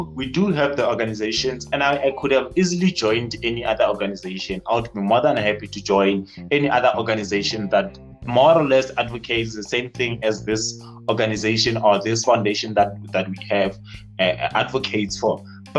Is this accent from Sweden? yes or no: no; KwaNdebele, Mpumalanga, South Africa; 21-year-old student teacher from the University of Technology. I was born and bred in Falbank, KwaNdebele, and I was raised here